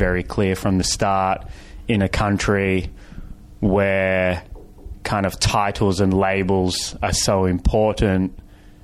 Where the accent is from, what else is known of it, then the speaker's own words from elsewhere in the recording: Fiji; now in Los Angeles, United States; I grew up in Fiji